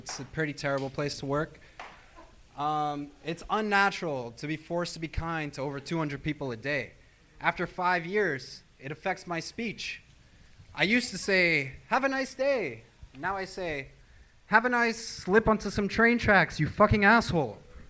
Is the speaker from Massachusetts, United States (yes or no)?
yes; Boston, Massachusetts, United States; I'm from Boston. Don't have an accent.